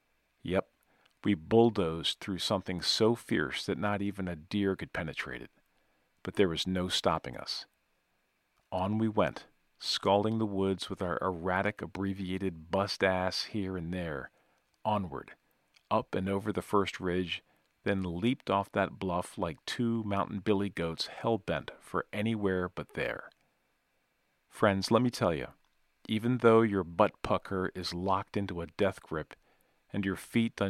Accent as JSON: {"language": "English", "town": "Natchez", "region": "Mississippi", "country": "United States", "tie": "born or raised there", "said": "my hometown of Natchez by God, Mississippi"}